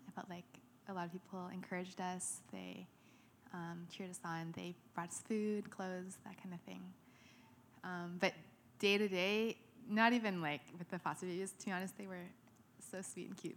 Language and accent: English; Ottawa, Ontario, Canada; moved away as an adult; also born or lived in London, Ontario; now in Vancouver, Canada; I was born in Ottawa. and raised there